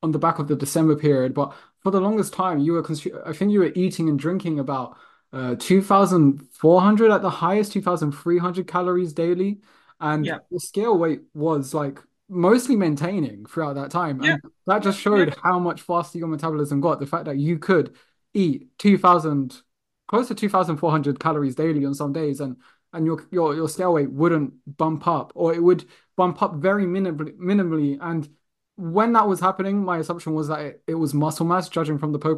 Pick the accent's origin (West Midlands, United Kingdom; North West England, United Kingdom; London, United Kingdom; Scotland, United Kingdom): London, United Kingdom; growing up in London